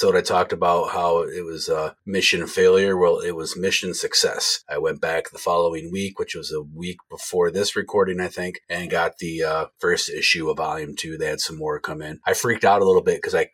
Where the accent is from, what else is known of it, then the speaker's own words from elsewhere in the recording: Jackson, United States; from my hometown of Jackson, just 20 minutes north of where I live